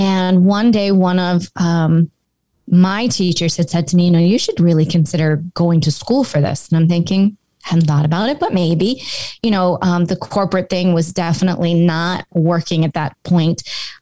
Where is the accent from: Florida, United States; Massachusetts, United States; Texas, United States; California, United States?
Massachusetts, United States; Cape Cod; moved away as an adult; also born or lived in Boulder, Colorado; I grew up on Cape Cod